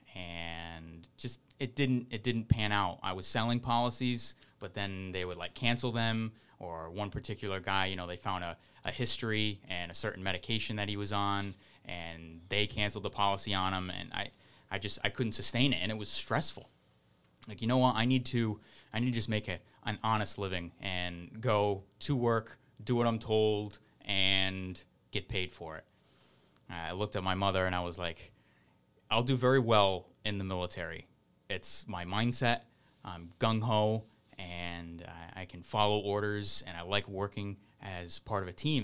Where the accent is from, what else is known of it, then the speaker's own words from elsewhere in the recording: Fall River, Massachusetts, United States; moved away; I'm from Fall River. I was born in Fall River and moved back there